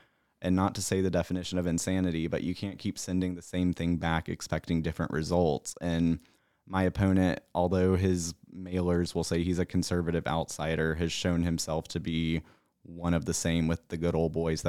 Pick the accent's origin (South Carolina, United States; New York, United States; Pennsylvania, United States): South Carolina, United States; that my hometown, yes, has, I mean, we elected Russell Fry to take out Tom Rice